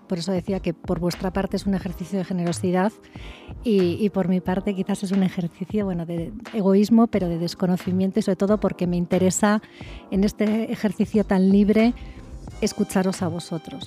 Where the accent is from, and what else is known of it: Spain; moved away as an adult; now in Querétaro, Mexico